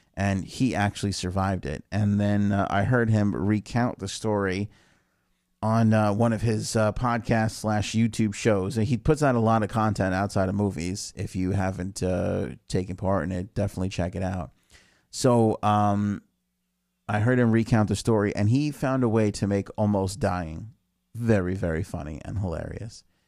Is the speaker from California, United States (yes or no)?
no; New York, United States; I'm from New York.